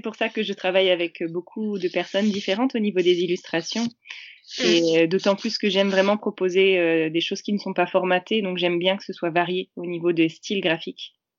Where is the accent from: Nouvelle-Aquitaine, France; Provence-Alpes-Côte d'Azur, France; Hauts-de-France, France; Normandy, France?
Normandy, France; je suis de Normandie